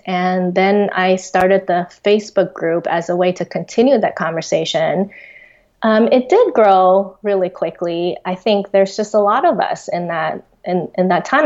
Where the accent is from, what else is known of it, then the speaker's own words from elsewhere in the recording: Taiwan; also born or lived in Australia; I was born and raised in Taiwan, but when I was uh, in fourth grade, we actually immigrated to Australia. Um, and then after three years of that, we came back to Taiwan